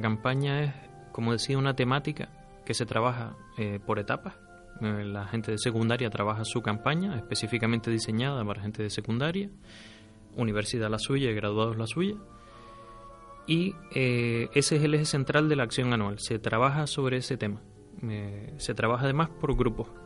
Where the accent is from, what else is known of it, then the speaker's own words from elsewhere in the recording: Firgas, Canary Islands, Spain; also born or lived in Las Palmas; Digamos que soy natural de Las Palmas, criado en Firgas, así que me siento de Firgas